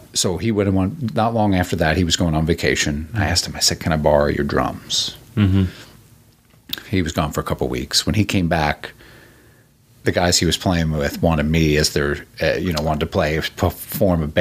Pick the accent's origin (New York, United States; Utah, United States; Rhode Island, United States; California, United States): New York, United States; moved away as an adult; also born or lived in Bay Area / Raleigh, North Carolina / Colorado; I grew up in New York